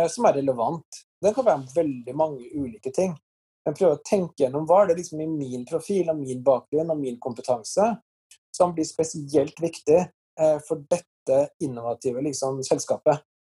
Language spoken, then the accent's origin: Norwegian; Trondheim, Trøndelag, Norway; men for meg så var det jo slik at jeg vokste opp i Trondheim rett siden av NTH, NTNU.